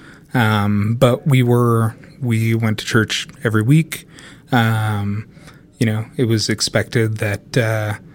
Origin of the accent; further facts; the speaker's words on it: Sandy, Utah, United States; I grew up in Sandy, Utah